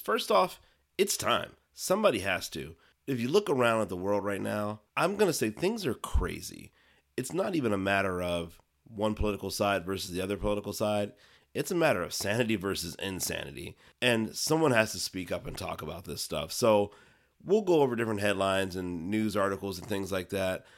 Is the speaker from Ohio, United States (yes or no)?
yes; Ohio, United States; now in Arizona, United States; Ohio, grew up there, raised and eventually moved out to the Southwest. So currently living in Arizona